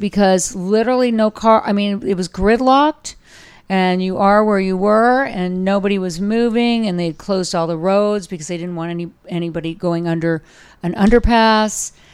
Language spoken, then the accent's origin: English; Orange County, Southern California, United States; moved away as an adult; also born or lived in Los Angeles / Colorado; now in San Francisco, United States; I am a California girl, but I'm a Southern California girl